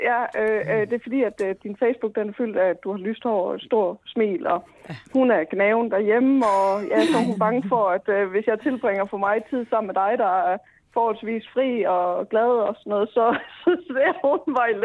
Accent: Denmark; så er jeg fra Jylland.

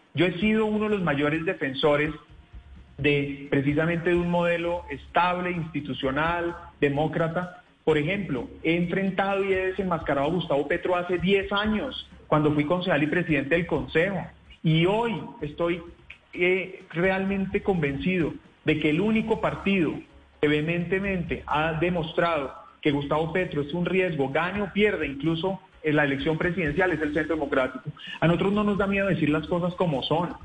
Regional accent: Colombia; como colombianos

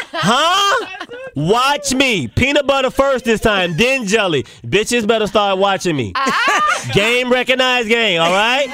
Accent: Charlotte, North Carolina, United States; moved away; I'm from North Carolina. I'm from Charlotte, North Carolina.

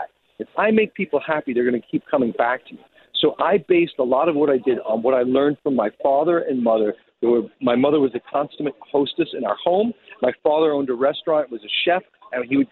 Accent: New York City, New York, United States; I grew up in Rockaway Beach, Queens, in New York

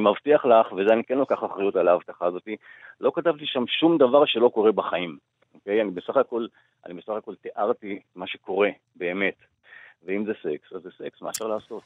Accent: Israel; אני עד גיל, אה, שמונה עשרה גדלתי בקיבוץ, אה, דתי

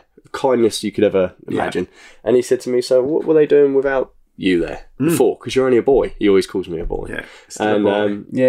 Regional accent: Hastings, South East England, United Kingdom; it's my hometown

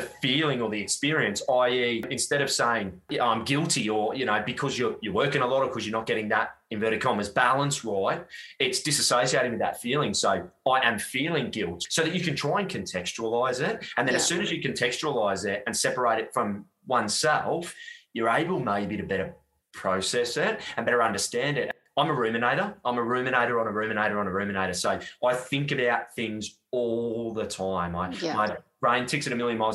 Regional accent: Gold Coast, Queensland, Australia; I grew up in Southeast Queensland on the sunny Gold Coast when it was still 500,000 people

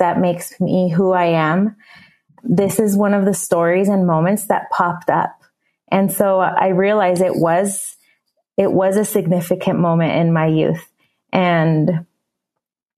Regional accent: San Diego, California, United States; moved away as an adult; also born or lived in Mexico / Utah / Costa Rica; now in San José, Costa Rica; the area that I grew up in San Diego, California, very close to the border

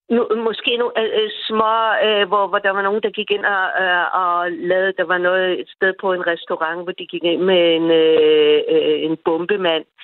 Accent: Denmark; moved away as an adult; now in Israel; jeg er dansker, og jeg følger med i alle danske nyheder

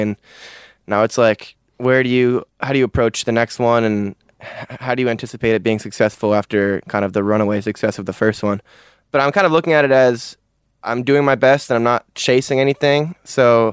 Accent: Vermont, United States; born or raised there; also born or lived in Manly, Sydney, Australia

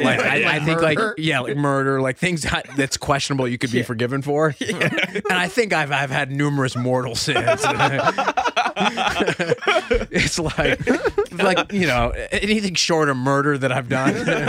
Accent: Washington, United States; moved away; I grew up in Washington State

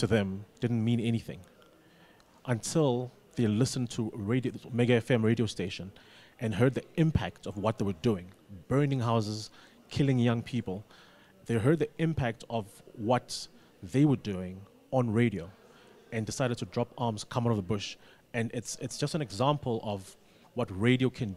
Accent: Mthatha, Eastern Cape, South Africa; I grew up in Mthatha, like in the Eastern Cape

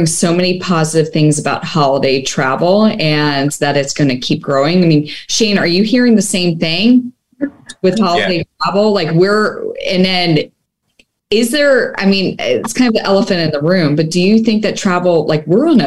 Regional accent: Bucks County, Pennsylvania, United States; now in Las Vegas, United States; I grew up in Pennsylvania, so Bucks County, Pennsylvania, about 45 minutes north of Philly

